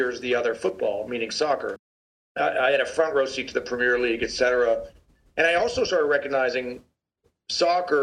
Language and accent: English; New York City, New York, United States; also born or lived in Connecticut; Grant and I grew up in New York City, as they describe it, the mean streets of the Upper East Side.